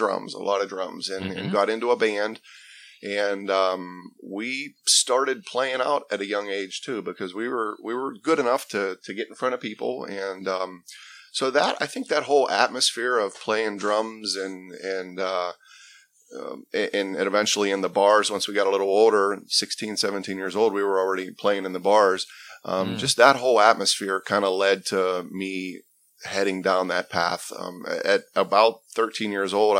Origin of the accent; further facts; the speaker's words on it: South Park, Pennsylvania, United States; I grew up in South Hills. South Park is the area I grew up and went to South Park High School